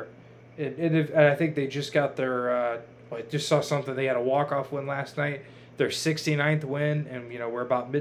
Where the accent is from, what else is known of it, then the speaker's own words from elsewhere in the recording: near Toledo, Ohio, United States; now in Raleigh, United States; me growing up near Toledo